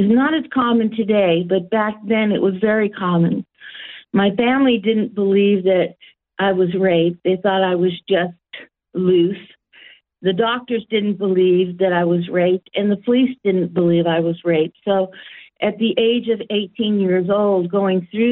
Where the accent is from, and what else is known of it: San Jose, California, United States; born or raised there; now in Australia